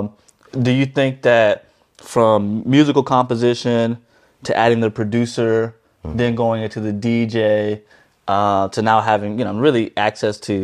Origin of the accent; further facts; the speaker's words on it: Dallas, Texas, United States; I'm from Dallas, Texas